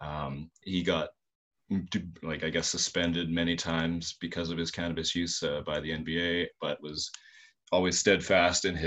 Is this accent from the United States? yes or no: no; Saskatoon, Saskatchewan, Canada; here in my hometown in Saskatoon